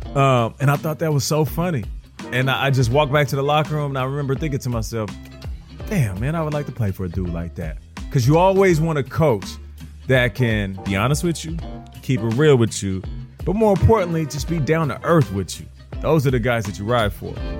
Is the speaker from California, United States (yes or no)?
no; Seattle, Washington, United States; I'm from Seattle